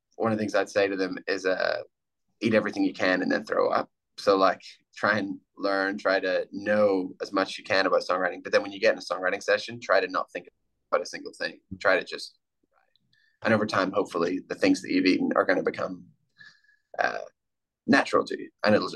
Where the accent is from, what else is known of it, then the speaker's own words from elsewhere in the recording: Ireland; I grew up in Ireland, so I grew up listening to the rambling Irish kind of poet, singer, songwriters